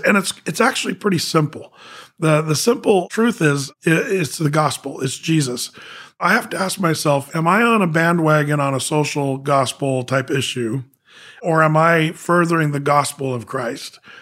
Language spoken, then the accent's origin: English; Southern Oregon, United States; moved away as an adult; now in Portland, United States; I grew up in Southern Oregon.